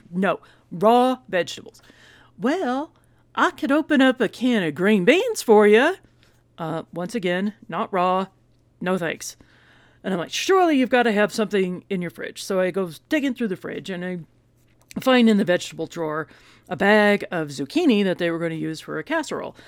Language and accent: English; Texas, United States; And we're from Texas